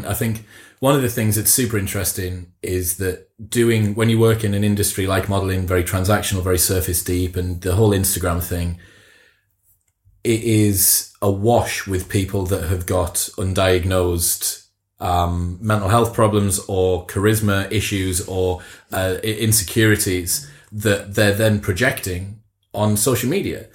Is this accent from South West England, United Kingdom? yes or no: no; Teesside, North East England, United Kingdom; both northern lads, like we're both from Teesside, like it's not the sort of place that I heard meditation talked about an awful lot as I grew up.